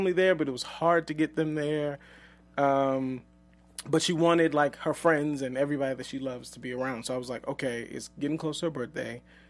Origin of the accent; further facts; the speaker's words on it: the South, United States; but we're both from the South, so there was a lot of pressure to get married.